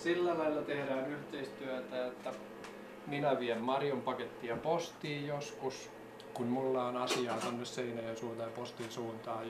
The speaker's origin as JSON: {"language": "Finnish", "town": "Laihia", "region": "Ostrobothnia", "country": "Finland", "tie": "born or raised there", "also_born_or_lived": "Kokkola", "moved": "yes", "lives_now": "Alavus, Finland", "said": "Minä, minä olen Laihialta kotoisin"}